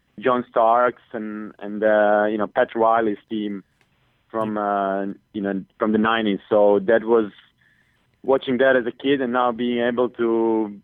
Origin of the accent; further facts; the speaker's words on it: Split, Split-Dalmatia County, Croatia; Tony, and he's from my hometown